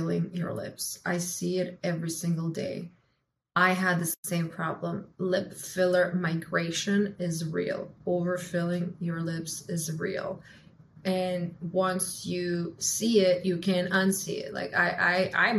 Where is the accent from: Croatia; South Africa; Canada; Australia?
Croatia; also born or lived in United States; now in Miami, United States; I'm from Croatia